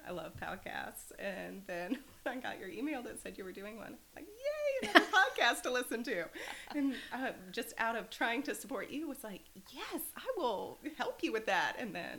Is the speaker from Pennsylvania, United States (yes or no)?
yes; Mount Bethel, Pennsylvania, United States; And then growing up in Mount Bethel, I just felt that was really